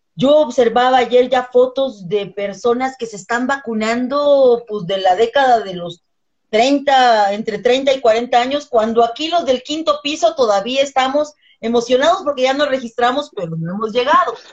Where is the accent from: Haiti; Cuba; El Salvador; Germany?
El Salvador; now in Mexico; yo soy salvadoreña de nacimiento, salvadoreño mexicana, mexicana por nacionalización